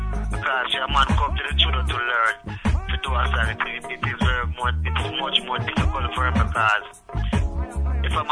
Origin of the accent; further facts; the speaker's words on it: Rocky Point, Clarendon, Jamaica; I'm from Rocky Point in Clarendon, and you know, it's in the country like about 50 or 60 miles out of Kingston.